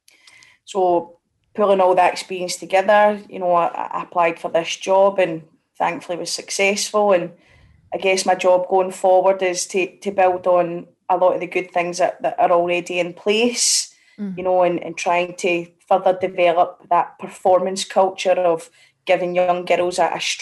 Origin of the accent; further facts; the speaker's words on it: Glasgow, Scotland, United Kingdom; I'm from, born and bred in Parkhead